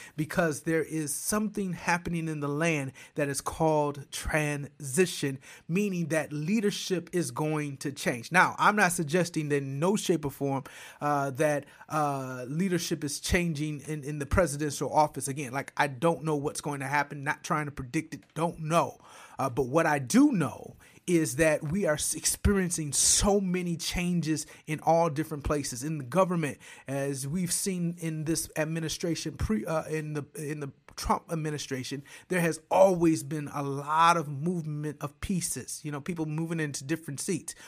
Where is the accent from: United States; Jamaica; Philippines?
United States; Flint, Michigan; moved away as an adult; also born or lived in Lansing, Michigan / Detroit, Michigan; now in Georgia, United States; born and raised in Flint, all of those things in Michigan